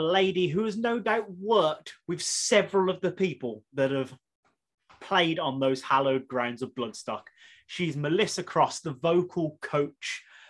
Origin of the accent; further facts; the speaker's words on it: Birmingham, West Midlands, United Kingdom; I'm from Birmingham. My accent.